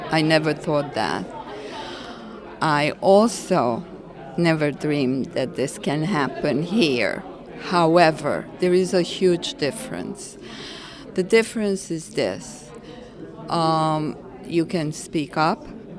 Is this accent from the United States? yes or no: no; Romania; English is a second language; moved away as an adult; I was asked to lead a delegation of Romanian officials from my hometown to Holland.